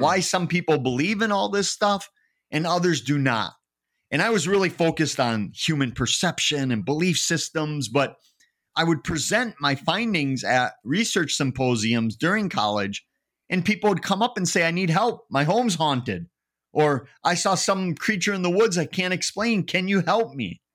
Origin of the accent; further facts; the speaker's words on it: Eau Claire, Wisconsin, United States; I grew up in a town called Eau Claire, which is nicknamed Sawdust City